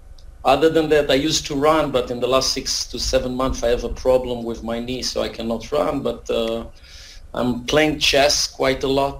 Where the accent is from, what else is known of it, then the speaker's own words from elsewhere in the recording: Israel; moved away as an adult; also born or lived in Tempe, Arizona, United States / Brookline, Massachusetts, United States; I grew up in Tel Aviv, not Tel Aviv, but in Israel until I was like almost 30 years old. This is when I moved to the U.S. actually for almost 5 years.